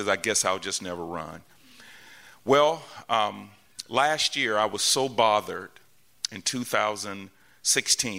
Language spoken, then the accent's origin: English; Atlanta, Georgia, United States; also born or lived in Tennessee; born and raised here in Atlanta.